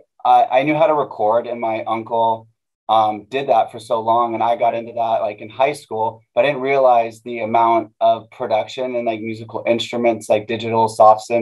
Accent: Manhattan Beach, California, United States; growing up in Manhattan Beach

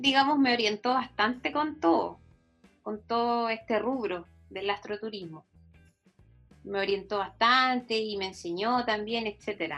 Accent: Concepción, Biobío, Chile; moved away as an adult; also born or lived in Valdivia; now in San Pedro de Atacama, Chile; nací en Valdivia, pero eh, viví muy pocos años en Valdivia. Y después mi familia se fue, se trasladó a Concepción, así que yo me prácticamente viví toda mi vida en Concepción.

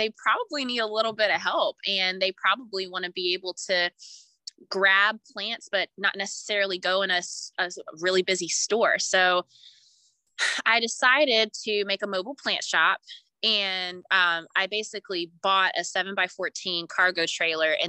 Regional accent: Raleigh, North Carolina, United States; also born or lived in Brooklyn, New York; I was born and raised here in the Raleigh area

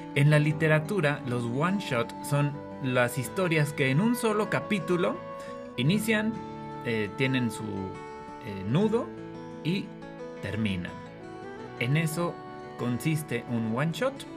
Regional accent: Durango, Mexico; soy originario de México, específicamente del estado de Durango

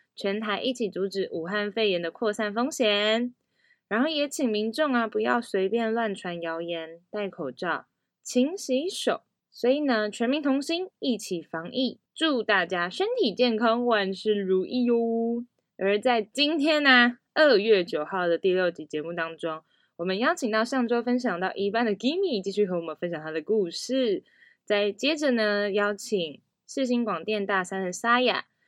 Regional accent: Taiparang and Antong communities, Hualien County, Taiwan; 我是来自太巴朗部落和安通部落的阿美族

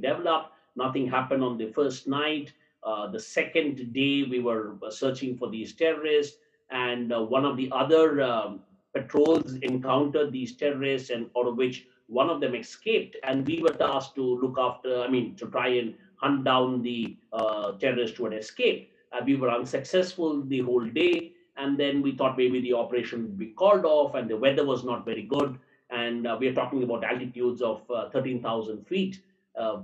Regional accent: Tamil Nadu, India; I am from down south, I'm from Tamil Nadu

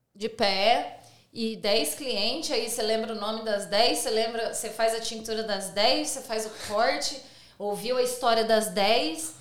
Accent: Brazil; now in Sydney, Australia; a gente é brasileiro

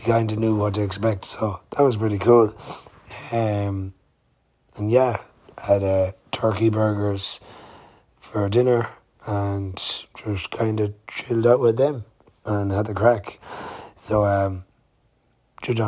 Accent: Swinford, Connacht, Ireland; I'm from Swinford, County Mayo

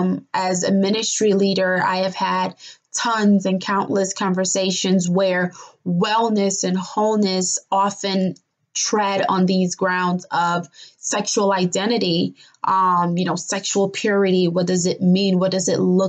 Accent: Nigeria; the Yoruba culture that I grew up as a Nigerian native

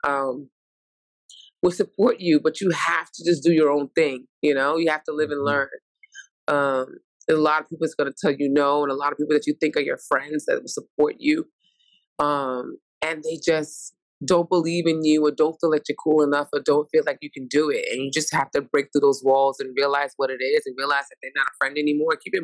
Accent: New York City, New York, United States; accent: New York; I'm born and raised in Brooklyn, New York

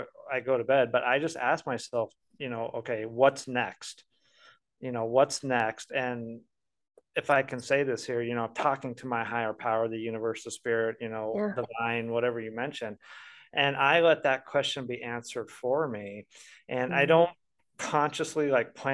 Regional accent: Colorado, United States; now in Tulsa, United States; I'm from Colorado originally

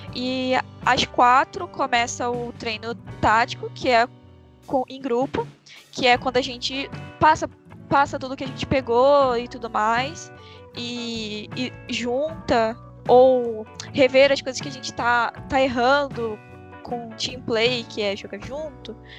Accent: Nova Iguaçu, Rio de Janeiro, Brazil; Eu sou do Rio, né? Então, no Rio, em Nova Iguaçu, que é onde eu moro

